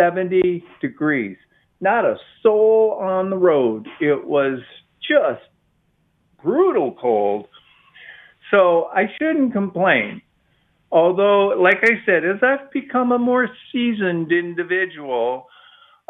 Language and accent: English; Midwest, United States; now in Austin, United States; when I was a kid, I grew up in the Midwest